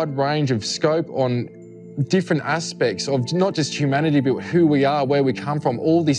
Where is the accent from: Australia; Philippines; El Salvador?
Australia; I'm from Australia